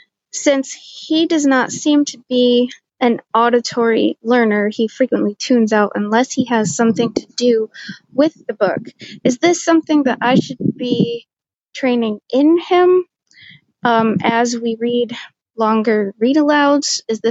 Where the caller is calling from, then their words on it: Auburn, New York, United States; I'm from Auburn, New York.